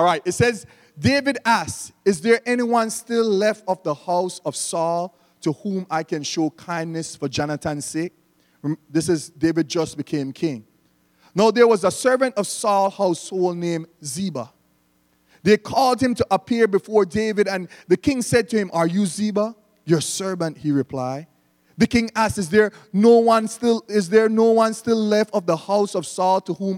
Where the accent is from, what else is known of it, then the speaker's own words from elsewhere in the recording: Belize; we don't pronounce the TH in Belize